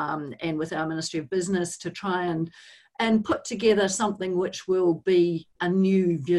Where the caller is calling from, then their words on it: Wellington, New Zealand; Kia ora, Angie. I'm joining you from Wellington, New Zealand.